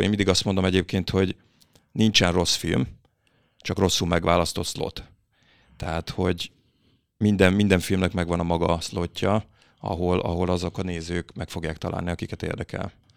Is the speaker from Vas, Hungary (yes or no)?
no; Berettyóújfalu, Hajdú-Bihar, Hungary; moved away as an adult; now in Budapest, Hungary; én Debrecen mellett Beretyújfolból származom